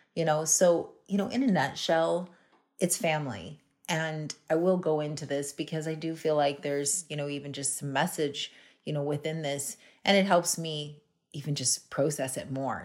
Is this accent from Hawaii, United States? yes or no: yes; Hawaii, United States; also born or lived in West Palm Beach, Florida; now in Canada; I'm originally, I, I grew up in Hawaii